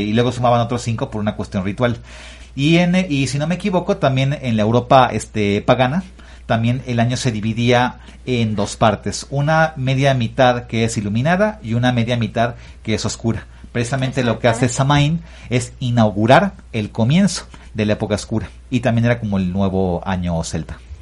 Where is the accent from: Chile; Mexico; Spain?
Mexico; como mexicanos